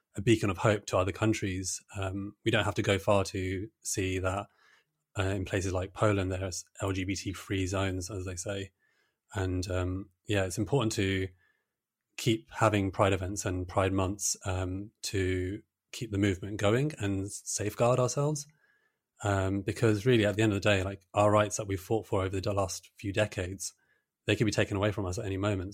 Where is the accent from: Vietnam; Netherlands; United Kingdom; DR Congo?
United Kingdom; Brighton, South East England; I grew up in Brighton